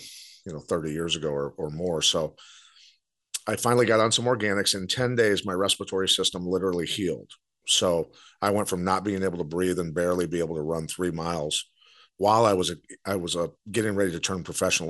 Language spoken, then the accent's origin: English; Bettendorf, Iowa, United States; I'm from Bettendorf, Iowa